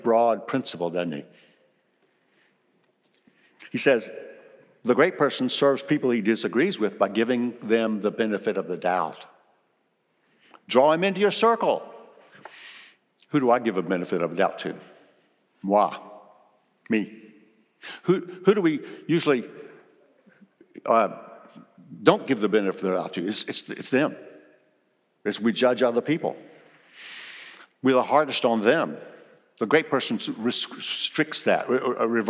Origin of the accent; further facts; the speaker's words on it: South Carolina, United States; also born or lived in Kosciusko, Mississippi; in South Carolina, where I was raised